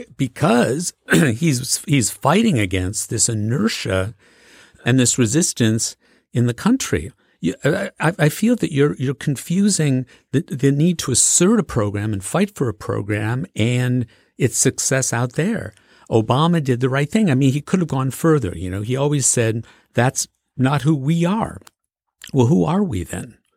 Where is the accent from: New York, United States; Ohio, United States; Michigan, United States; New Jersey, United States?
Michigan, United States; Macomb County; I grew up in Macomb County, Michigan, which is a blue-collar county right at the border of Detroit